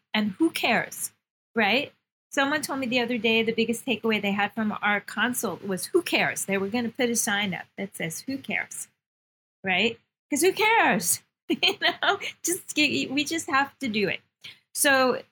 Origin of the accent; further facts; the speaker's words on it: New York, United States; I'm a New Yorker. Yeah, I'm very tough. I'm very New York